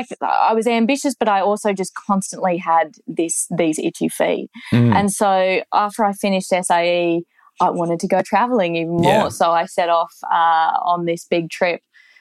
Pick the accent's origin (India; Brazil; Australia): Australia; Brisbane, Queensland; also born or lived in Hong Kong / Paris, France; because I'd grown up, I wasn't actually born in Brizzy. I was born in Hong Kong. We then moved to Paris. Then we came to Australia.